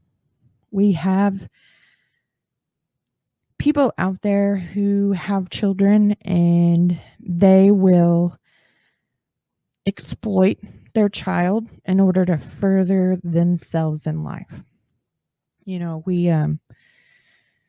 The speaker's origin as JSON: {"language": "English", "region": "northern Texas", "country": "United States", "said": "I'm from northern Texas and not down in the bayou"}